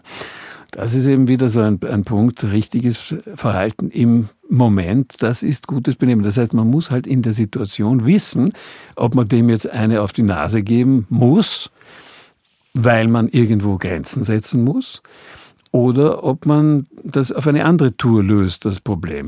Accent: Austria; also born or lived in Bonn, Germany / Hamburg, Germany; als Österreicher

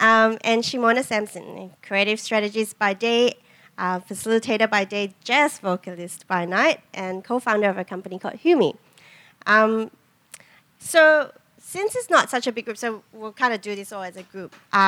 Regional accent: Singapore; moved away as an adult; now in Australia; I reckon a big part of the distance is also that I moved here as an adult. And whilst I bring my own complexities of growing up mixed race in Singapore

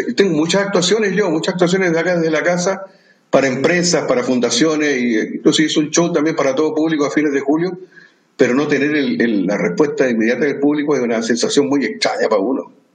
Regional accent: Chile; como ciudadano chileno

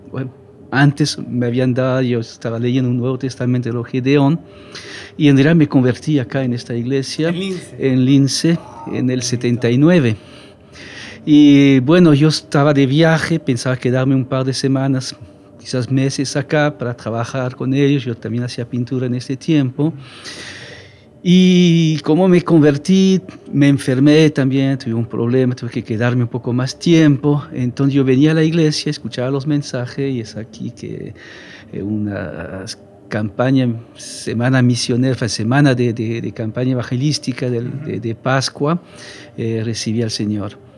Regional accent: Romandy, Switzerland; accent: French; Spanish is a second language; por mi, mi dejo, que en realidad es francés. Pero yo no soy francés, yo soy suizo de la parte francesa de Suiza.

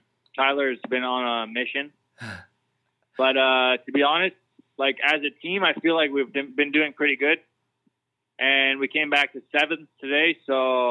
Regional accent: Canada; Still at heart, I'm Canadian, so I would say that my accent's there.

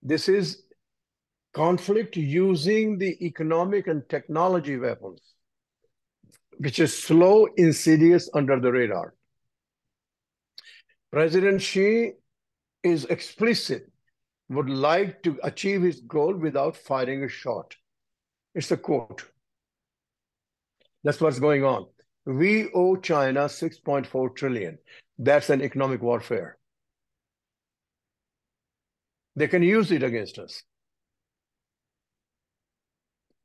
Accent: India; I'm an Indian

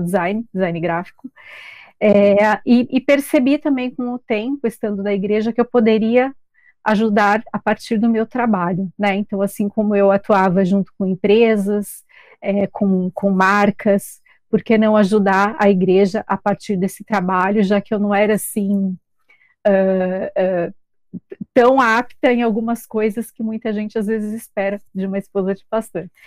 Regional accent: São Paulo, Brazil; moved away as an adult; now in Balneário Camboriú, Brazil; sou de São Paulo

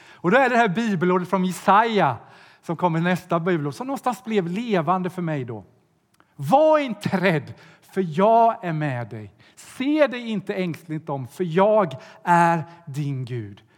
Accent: Sweden; Jag kommer från Sverige

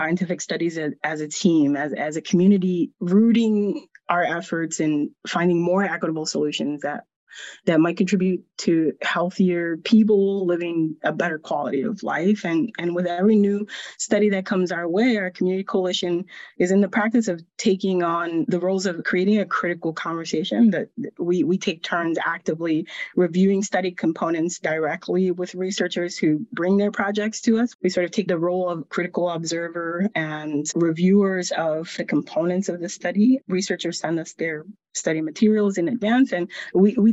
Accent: Lawrence, Massachusetts, United States; the community I grew up in Lawrence, Massachusetts

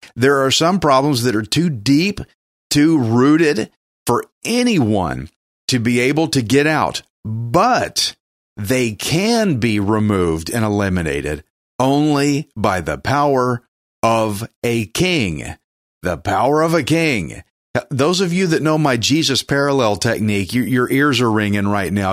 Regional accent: Texas, United States; accent: redneck; I'm a Texan, and that means I speak redneck

